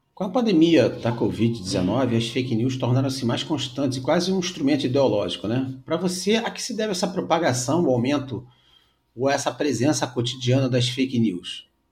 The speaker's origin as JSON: {"language": "Portuguese", "region": "Rio de Janeiro", "country": "Brazil", "said": "eu sou do Rio de Janeiro"}